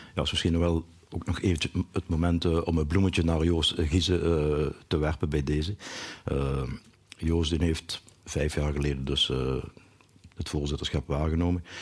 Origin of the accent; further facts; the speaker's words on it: Achel, Flanders, Belgium; ik kom uit Achel. En, eh, een Noord-Limburger